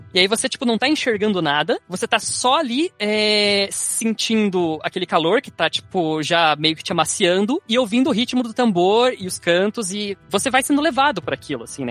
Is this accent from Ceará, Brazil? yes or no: no; Garuva, Santa Catarina, Brazil; meu pai criou um lugar em Garuva ali, que é, que é onde eu meio que cresci ali no Monte Cristo